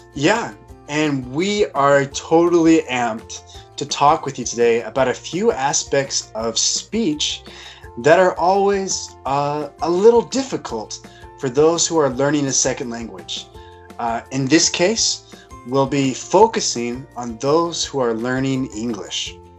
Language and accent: English; United States; moved away; I come from Washington, and uh, I maybe not quite as quickly, but we do speak fast